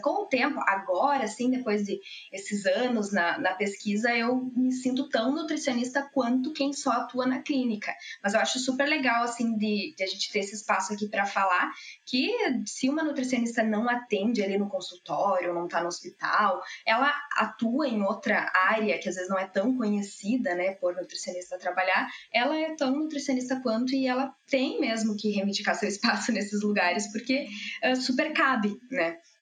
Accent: Passo Fundo, Rio Grande do Sul, Brazil; moved away as an adult; now in Porto Alegre, Brazil; Eu sou natural de Passo Fundo, mas eu moro já em Porto Alegre, eu vim para Porto Alegre para fazer a graduação

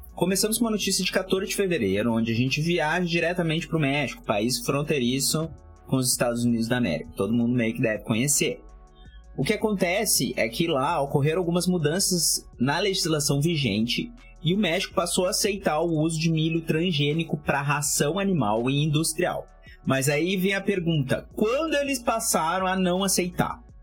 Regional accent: the South, Rio Grande do Sul, Brazil; Eu sou do Sul, moro aqui

